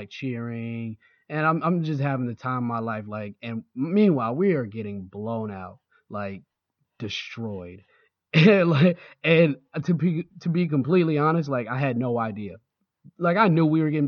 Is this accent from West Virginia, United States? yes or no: no; Jacksonville, Florida, United States; now in Baltimore, United States; I grew up in Jacksonville, Florida.